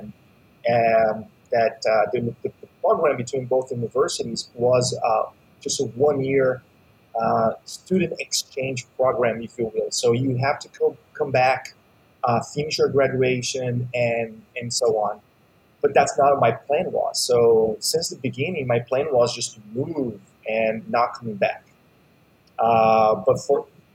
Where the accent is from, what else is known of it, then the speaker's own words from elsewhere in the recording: Uberlândia, Minas Gerais, Brazil; now in United States; I grew up in a small town, relatively small in Brazil, called Uberlândia, more on the countryside of Brazil.